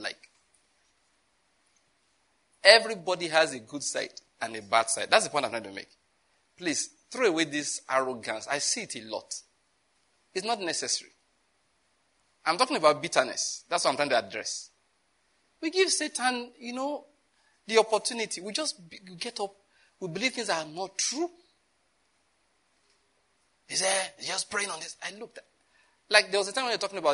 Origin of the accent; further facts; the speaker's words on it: southern Nigeria, Nigeria; I'm from Southern Nigeria, okay? Some of you may think I talk like because he's from Kaduna. I'm not from Kaduna.